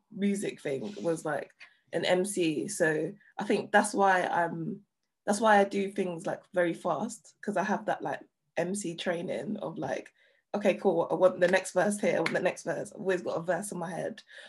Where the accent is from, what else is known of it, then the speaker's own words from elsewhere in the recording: London, United Kingdom; I'm I'm from an estate in it. Like I'm from Hackney.